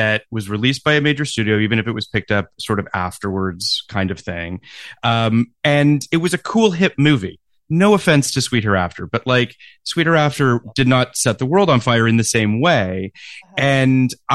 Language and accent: English; Toronto, Ontario, Canada; I grew up in Toronto